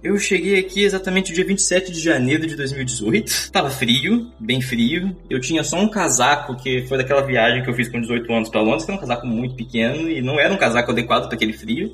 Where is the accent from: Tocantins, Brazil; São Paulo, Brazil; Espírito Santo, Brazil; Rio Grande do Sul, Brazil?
Espírito Santo, Brazil; Vitória; moved away as an adult; also born or lived in Vila Velha; now in Amsterdam, Netherlands; eu morei boa parte da minha vida na região da Grande Vitória, em Vitória Espírito Santo, Vila Velha ali naquela região